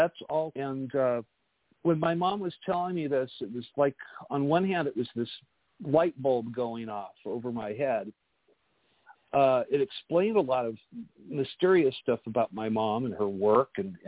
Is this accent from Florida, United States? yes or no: no; Thousand Oaks, California, United States; It was in Thousand Oaks, California, is where I grew up